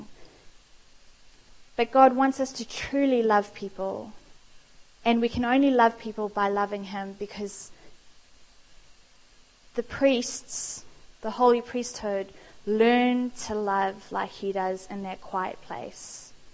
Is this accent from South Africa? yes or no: yes; South Africa; moved away; I am South African